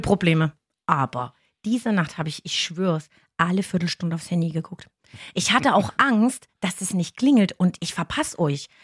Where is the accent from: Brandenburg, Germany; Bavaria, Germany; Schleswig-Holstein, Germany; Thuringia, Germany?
Thuringia, Germany; Ilmenau; also born or lived in Reuendorf, Upper Franconia; now in Upper Franconia, Germany; Ich komme eigentlich ursprünglich aus Thüringen, aus Ilmenau